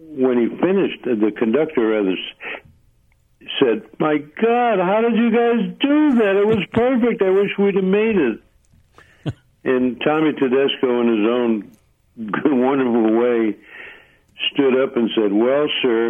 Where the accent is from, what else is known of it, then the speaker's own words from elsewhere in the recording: Holyoke, Massachusetts, United States; moved away; also born or lived in Hartford, Connecticut; I'm originally from Massachusetts.